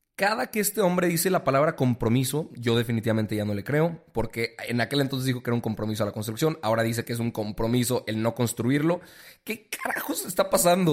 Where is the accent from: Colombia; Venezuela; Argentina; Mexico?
Mexico; como mexicanos